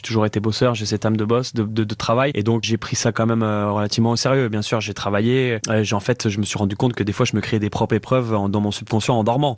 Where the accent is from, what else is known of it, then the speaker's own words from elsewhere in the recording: France; now in Canada; remettre mon empreinte, euh, dans mon pays natal